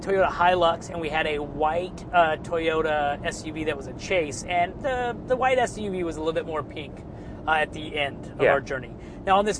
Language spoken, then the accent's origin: English; United States; I'm an American